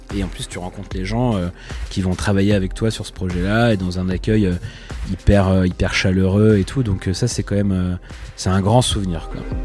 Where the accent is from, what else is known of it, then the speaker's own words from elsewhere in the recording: Pontivy, Brittany, France; moved away as an adult; now in Nantes, France; je suis né à Pontivy, donc en plein centre-Bretagne, où j'ai fait mes études jusqu'au lycée